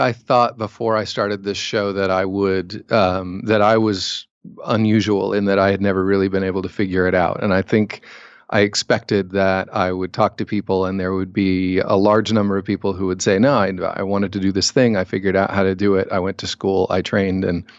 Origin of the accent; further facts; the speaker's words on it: Cincinnati, Ohio, United States; I'm from Cincinnati, so I'm just down the road from you.